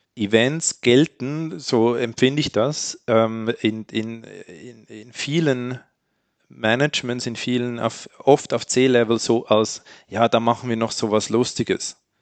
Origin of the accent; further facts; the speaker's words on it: Switzerland; als Schweizer